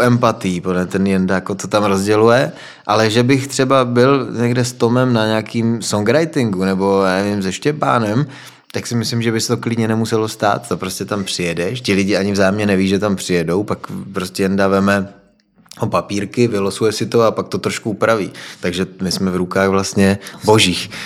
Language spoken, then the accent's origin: Czech; Frýdek-Místek, Moravian-Silesian Region, Czechia; jsem z Frýdku a Ostrava je kousek od nás